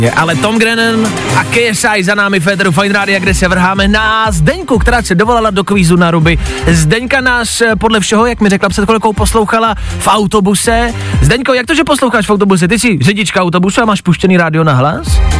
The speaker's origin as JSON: {"language": "Czech", "town": "Teplice", "region": "Ústí nad Labem Region", "country": "Czechia", "moved": "yes", "lives_now": "Prague, Czechia"}